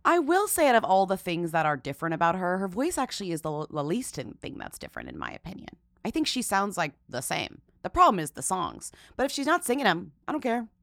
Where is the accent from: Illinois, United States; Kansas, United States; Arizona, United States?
Illinois, United States; Springfield; born or raised there; moved away